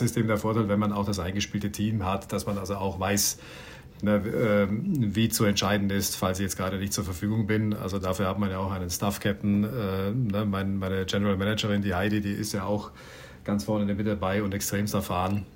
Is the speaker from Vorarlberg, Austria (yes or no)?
yes; Bregenz, Vorarlberg, Austria; geboren und aufgewachsen in Bregenz am Bodensee